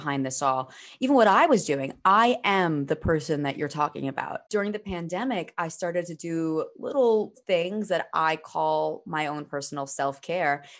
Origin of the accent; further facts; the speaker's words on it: New York City, New York, United States; now in Manhattan, United States; where I grew up on Staten Island